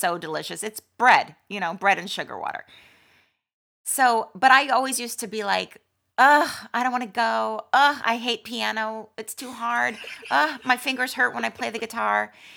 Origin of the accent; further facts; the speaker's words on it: Malibu, California, United States; I was, um, born and raised in Malibu